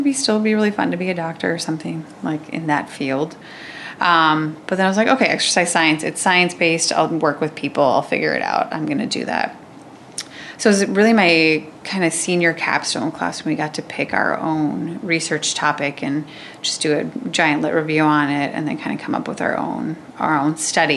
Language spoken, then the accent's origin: English; Waverly, Iowa, United States; I'm from Waverly